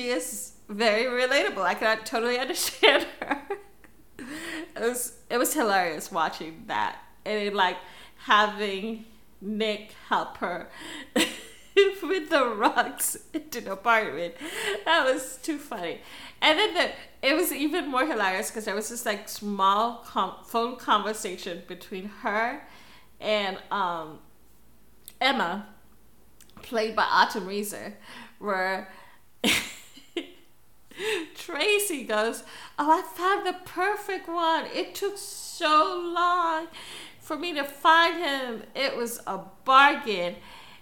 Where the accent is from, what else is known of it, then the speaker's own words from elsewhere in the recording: Philippines; I'm Filipino. I'm Asian